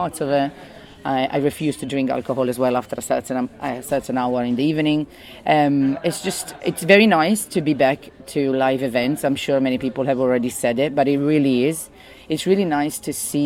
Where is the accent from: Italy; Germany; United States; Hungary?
Italy; northern Italy; English is a second language; moved away as an adult; now in London, United Kingdom; I'm originally from Italy, north of Italy, but I've been living in London for 20 years